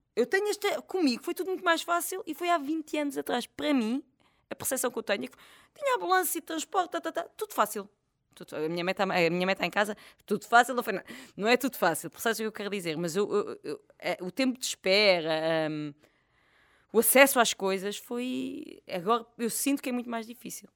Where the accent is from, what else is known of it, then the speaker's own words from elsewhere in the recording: Portugal; also born or lived in France; eu cresci numa aldeia